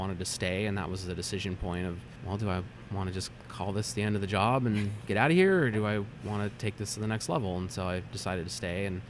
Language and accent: English; Meadow Vista, California, United States; I grew up kind of in the Sierra foothills outside of Auburn, a town called Meadow Vista